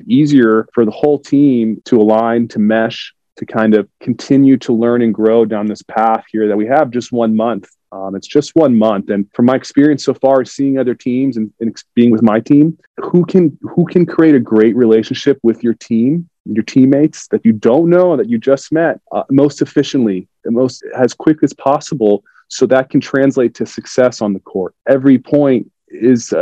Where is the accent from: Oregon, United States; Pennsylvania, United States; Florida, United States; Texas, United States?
Florida, United States; South; moved away as an adult; I grew up in South Florida